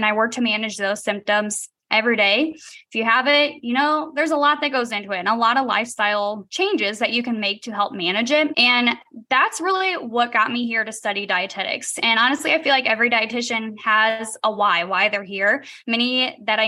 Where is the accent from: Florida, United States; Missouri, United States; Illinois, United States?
Missouri, United States; St. Louis; also born or lived in Iowa City, Iowa; I grew up outside of St. Louis, Missouri